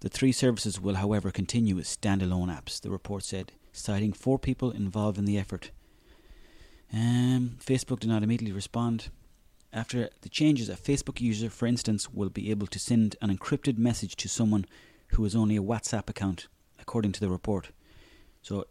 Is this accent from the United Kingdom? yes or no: no; Mayo, Connacht, Ireland; I'm from Mayo